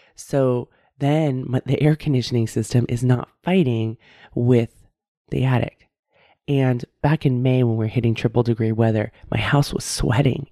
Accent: San Francisco Bay Area, California, United States; now in Davis, United States; I grew up, I was born and raised in the San Francisco Bay Area

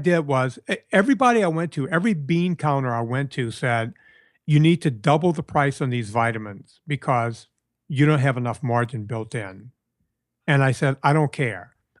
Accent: Louisiana, United States; I grew up in a fish family. Of course, I grew up in Southern Louisiana. It's what my family did back in Italy. Half of my family is from Reggio Calabria, and there were fishermen both in Italy and when they got to the United States.

